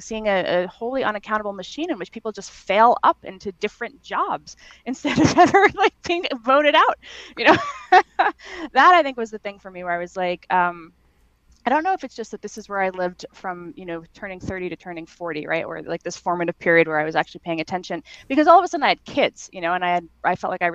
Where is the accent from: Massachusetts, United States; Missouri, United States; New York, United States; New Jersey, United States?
New York, United States; moved away as an adult; also born or lived in Yonkers / Brooklyn / Manhattan; now in San Francisco, United States; I grew up in New York